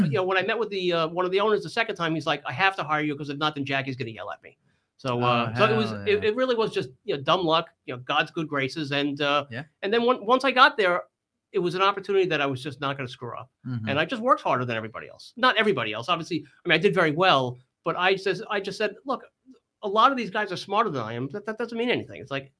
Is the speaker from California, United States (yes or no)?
no; New York, United States; And, you know, I came from New York. I had an entrepreneurial background.